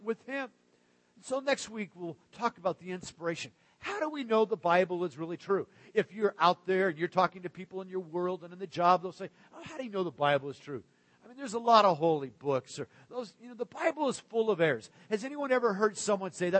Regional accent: Arizona, United States; also born or lived in Pacific Northwest; now in Central Florida, United States; the kind of rock that I grew up with in Arizona or when we lived in the Great Northwest.

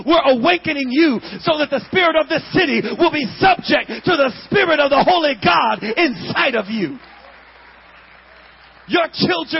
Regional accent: Wiesbaden, Hesse, Germany; born there; I was born in Wiesbaden, West Germany.

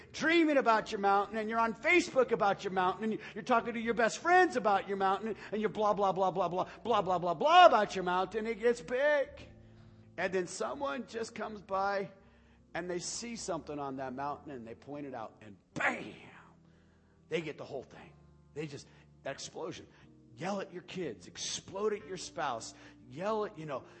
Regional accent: United States; We are a people who have been blessed beyond belief

